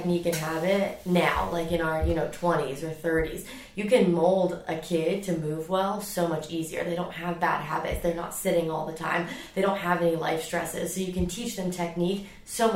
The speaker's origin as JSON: {"language": "English", "region": "Dubai", "country": "United Arab Emirates", "tie": "born or raised there", "moved": "yes", "said": "I grew up in Dubai, where it is 100 plus degrees"}